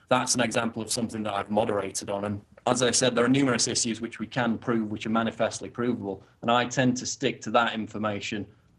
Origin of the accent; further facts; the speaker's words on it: the north of England, United Kingdom; I mean, I'm from the north, so I would normally be quite broad, so I've tempered my accent over the years to sound more kind of, you know, middle of the road, but I still have an accent